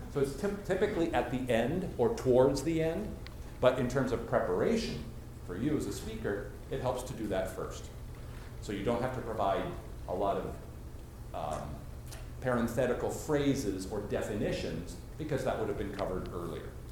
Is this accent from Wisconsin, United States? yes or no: no; Washington, District of Columbia, United States; I'm from Washington, D.C.